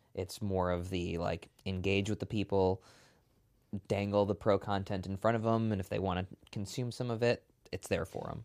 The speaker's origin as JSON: {"language": "English", "town": "Milwaukee", "region": "Wisconsin", "country": "United States", "tie": "born or raised there", "said": "born and raised in, in Milwaukee"}